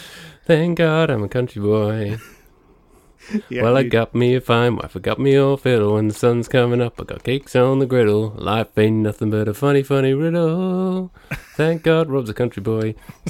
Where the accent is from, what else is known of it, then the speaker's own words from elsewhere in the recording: Chessington, London, United Kingdom; I grew up in Chessington, which is down the very, very edge of London.